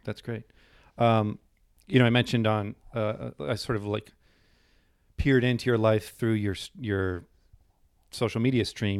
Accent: New Hampshire, United States; moved away; I grew up in New Hampshire

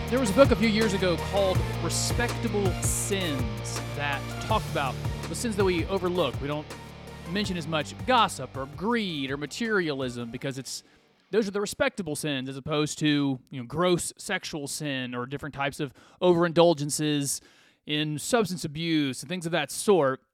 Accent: United States; I'm an American

